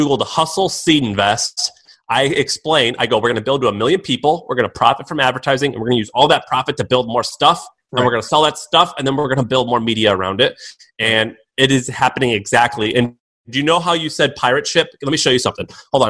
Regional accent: Missouri, United States; I'm from Missouri.

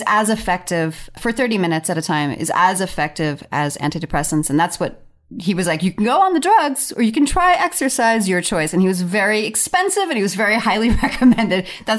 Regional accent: Long Island, New York, United States; when I was a little kid growing up in Long Island

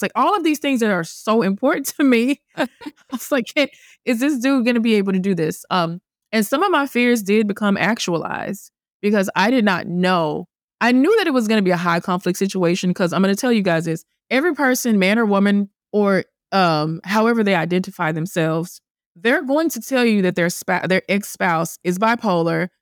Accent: the South, United States; moved away; also born or lived in Manhattan; I'm from the South. I'm Christian. I'm the oldest child

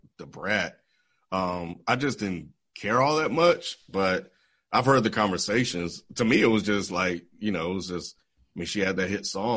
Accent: the Southern states, United States; growing up in the Southern states

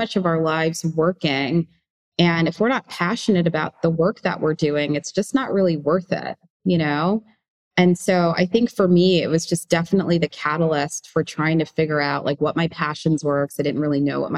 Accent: New York, United States; growing up in New York

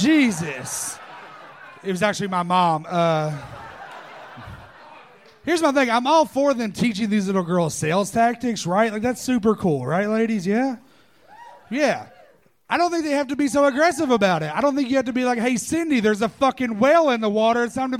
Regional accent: Knoxville, Tennessee, United States; moved away as an adult; now in Austin, United States; Knoxville, Tennessee.

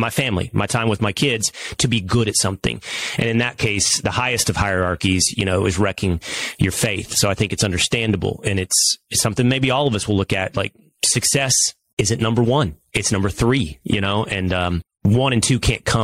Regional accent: Texas, United States; as a Texan

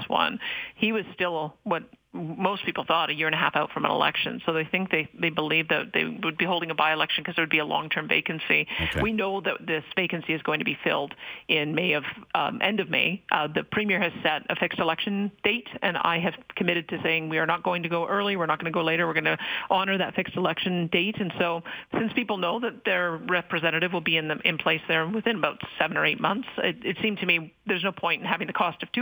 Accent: Calgary, Alberta, Canada; I grew up in Calgary, but I made a decision to move to rural Alberta

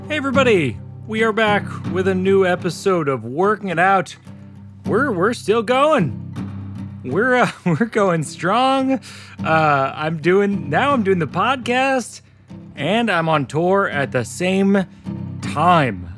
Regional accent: Boston, Massachusetts, United States; I'll be in Boston, my hometown

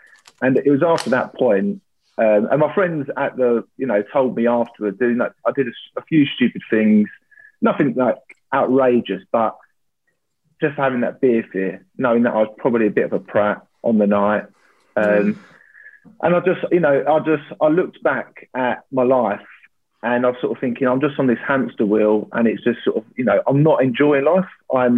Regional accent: London, United Kingdom; I'm 32 years old now. I grew up in North London and have worked in the city for the last 7 years.

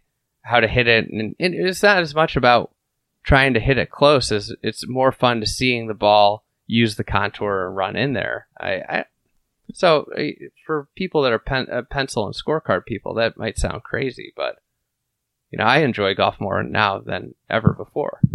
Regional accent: Lake Bluff, Illinois, United States; I grew up in Lake Bluff, so I got to play Shore Acres as a kid.

